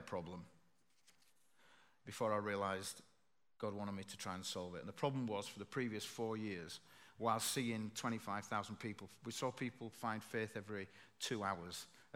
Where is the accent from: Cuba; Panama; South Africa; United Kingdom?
United Kingdom; Bradford, Yorkshire and the Humber; from Bradford